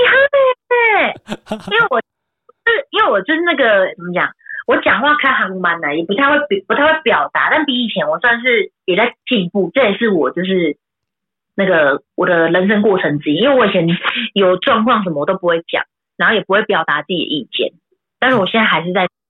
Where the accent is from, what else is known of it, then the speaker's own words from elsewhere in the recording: Taoyuan, Taiwan; 因为我是桃园人嘛